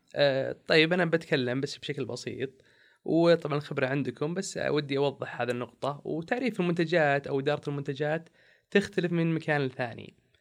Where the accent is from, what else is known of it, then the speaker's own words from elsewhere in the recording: Saudi Arabia; إحنا كسعوديين